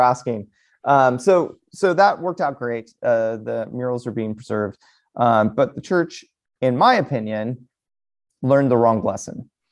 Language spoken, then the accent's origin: English; United States; as American Latter-day Saints